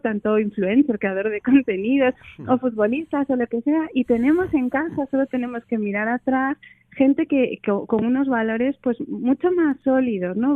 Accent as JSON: {"language": "Spanish", "town": "Oviedo", "region": "Asturias", "country": "Spain", "tie": "born or raised there", "moved": "as an adult", "lives_now": "Madrid, Spain", "said": "yo soy de Oviedo, nací aquí y viví aquí hasta los 18 años, me fui a estudiar allí"}